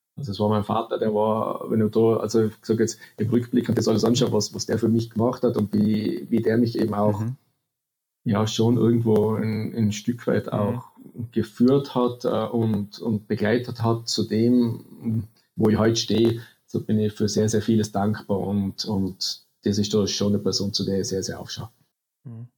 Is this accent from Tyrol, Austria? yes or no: yes; Neustift im Stubaital, Tyrol, Austria; in Neustift im Stubertal, äh, man, wir haben, ja, ich bin mitten im Skigebiet aufgewachsen